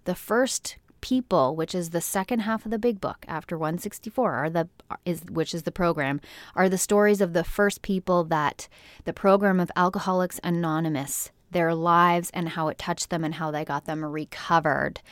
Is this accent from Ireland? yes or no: no; Canada; from my home country, Canada